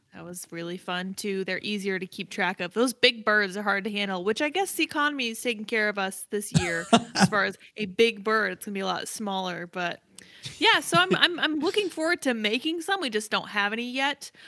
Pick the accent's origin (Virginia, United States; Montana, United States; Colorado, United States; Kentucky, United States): Colorado, United States; moved away; also born or lived in Massachusetts; I'm, I'm initially from Colorado, so we didn't have any, like, firmly set Thanksgiving traditions